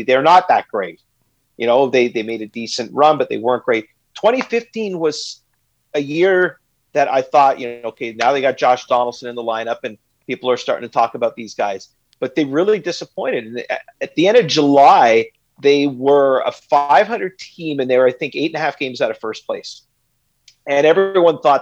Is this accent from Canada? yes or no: yes; Canada; as a Canadian